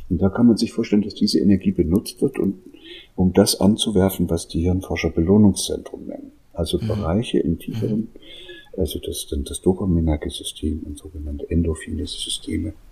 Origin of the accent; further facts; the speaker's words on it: East Germany, Germany; ich bin da in der DDR aufgewachsen, die haben versucht, mir zehn Jahre lang Russisch beizubringen.